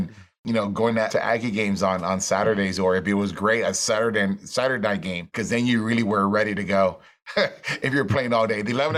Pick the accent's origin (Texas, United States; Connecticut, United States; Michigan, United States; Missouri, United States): Texas, United States; McAllen; I'm from McAllen, Texas, which is a little border town down the valley